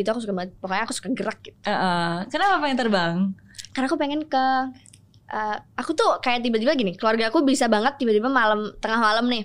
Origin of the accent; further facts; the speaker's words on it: Java, Indonesia; aku kan orang Jawa ya jadi kayak banyak banget kan budaya-budaya orang Jawa yang kayak gak enakan atau uh, peduli banget